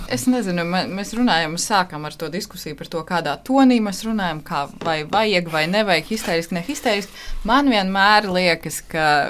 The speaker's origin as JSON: {"language": "Latvian", "town": "Valmiera", "region": "Valmiera Municipality", "country": "Latvia", "tie": "born or raised there", "second_language": "Latvian", "said": "Es dzīvoju Valmjerā"}